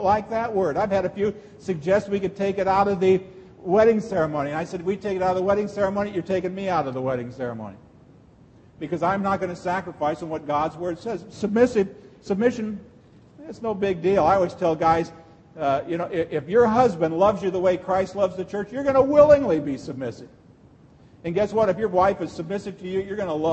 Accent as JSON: {"language": "English", "town": "Texarkana", "country": "United States", "said": "I'm from Texarkana"}